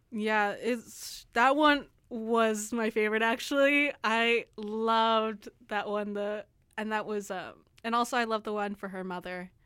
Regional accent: San Antonio, Texas, United States; I am from San Antonio

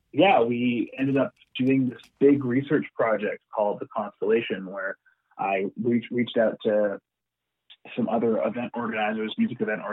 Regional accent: Vancouver, British Columbia, Canada; born there; So I was born in Vancouver. And my family moved away. I moved back at the end of 2009.

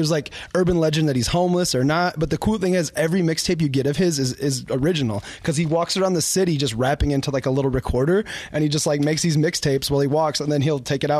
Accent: Kalamazoo, Michigan, United States; I'm from Kalamazoo. I got that Midwest love in me, I guess.

